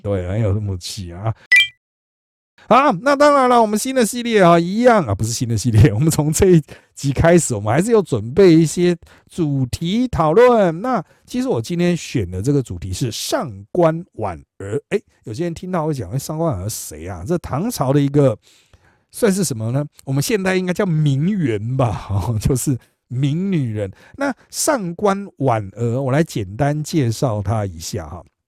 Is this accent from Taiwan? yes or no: yes; Miaoli County, Taiwan; 我是苗栗人